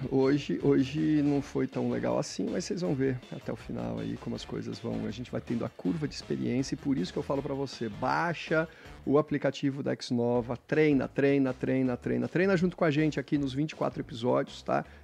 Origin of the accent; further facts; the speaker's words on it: Santos, São Paulo, Brazil; Sou nascido em Santos.